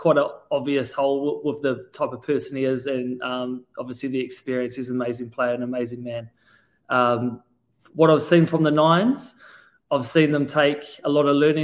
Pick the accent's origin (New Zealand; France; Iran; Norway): New Zealand; I'm from New Zealand, and we've got amazing seafood there